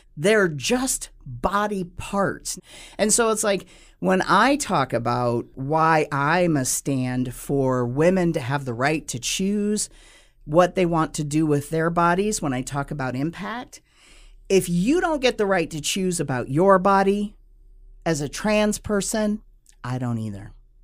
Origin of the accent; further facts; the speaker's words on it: United States; Now, I'm two-spirit because I am Native American.